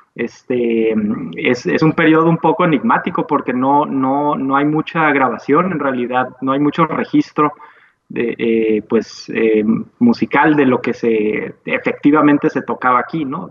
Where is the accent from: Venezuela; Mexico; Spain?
Mexico; Tijuana, Baja California; nosotros como tijuanenses